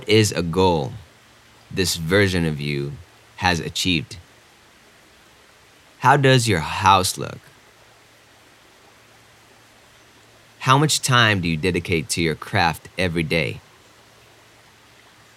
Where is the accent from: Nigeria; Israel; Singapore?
Israel; moved away as an adult; also born or lived in New York / Austin, Texas / Denver; I grew up in Israel, and after my army service